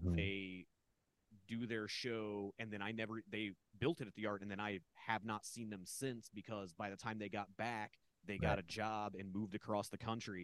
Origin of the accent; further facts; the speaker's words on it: Midwest, United States; because I'm from the Midwest, and the only way a place in the Midwest can survive that is doing like weird art, comedy, and entertainment is by doing everything.